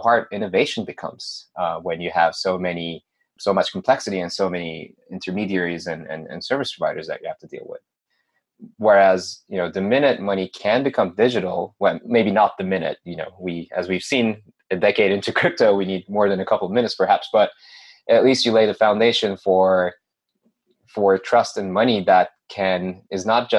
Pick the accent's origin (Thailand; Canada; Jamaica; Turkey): Turkey; moved away as an adult; now in United States; I'm originally from Turkey. I moved to the United States about 7 years ago or so.